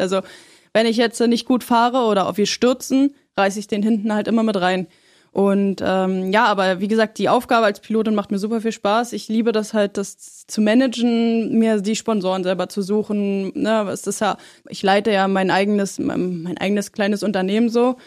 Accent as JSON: {"language": "German", "town": "Schöneiche", "region": "Brandenburg", "country": "Germany", "tie": "born or raised there", "also_born_or_lived": "Berlin", "lives_now": "Potsdam, Germany", "said": "seitdem ich fünf bin, habe ich bei meinen Eltern gelebt in Schöneiche"}